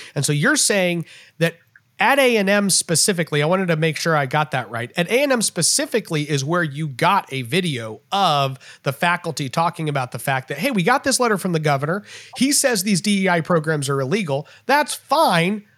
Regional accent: Texas, United States; as a Texan

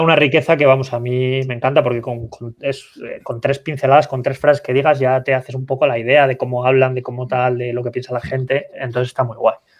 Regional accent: Santander, Cantabria, Spain; yo que soy de Santander

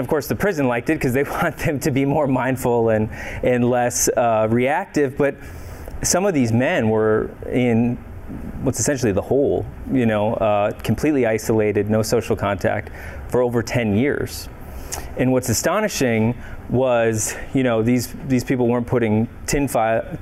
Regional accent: Minneapolis, Minnesota, United States; I'm from Minneapolis originally

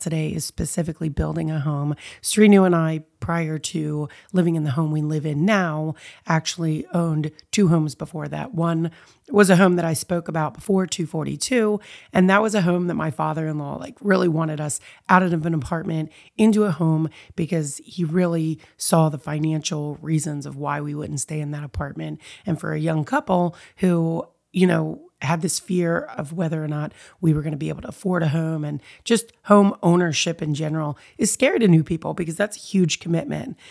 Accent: United States; I am born and raised here in the United States

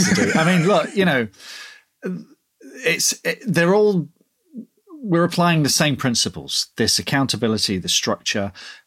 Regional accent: Ireland; don't start giving me one star reviews because I use S's instead of Z's because I'm Irish. You know, this is how I write, kind of thing.

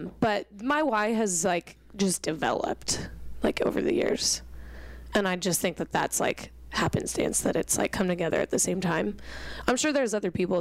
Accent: Washington, United States; I'm from Washington

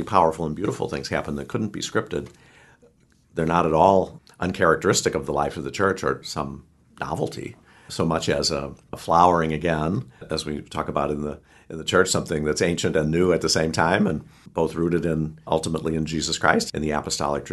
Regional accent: St. Louis, Missouri, United States; I grew up in St. Louis

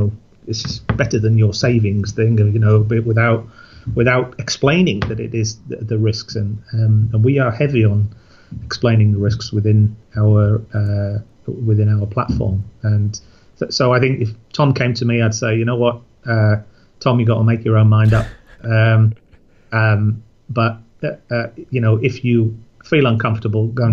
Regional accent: Yorkshire and the Humber, United Kingdom; I'm a Yorkshireman

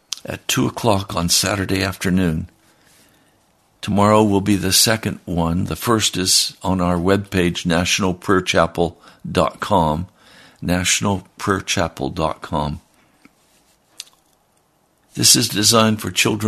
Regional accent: United States; we as Americans

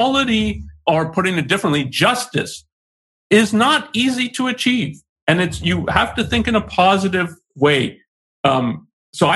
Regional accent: Canada; I was born in Canada, so I've been raised in North America. I've lived elsewhere, but essentially, that's my exposure to the culture I was brought up

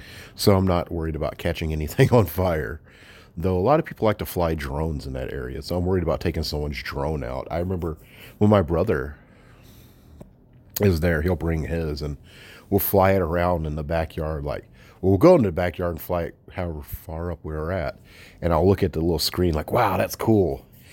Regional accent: the South, United States; I'm from the South, so of course I love shooting fireworks.

